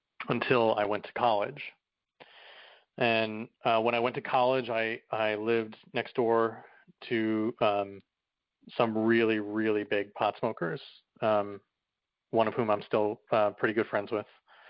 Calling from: New York City, New York, United States; I'm calling from New York City.

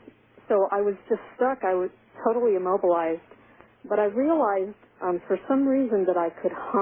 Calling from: Syracuse, New York, United States; from Syracuse, New York.

